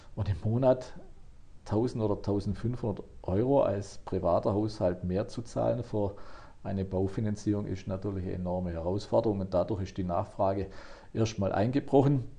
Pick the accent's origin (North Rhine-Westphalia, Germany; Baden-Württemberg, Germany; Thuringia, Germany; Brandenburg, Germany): Baden-Württemberg, Germany; bei uns in Baden-Württemberg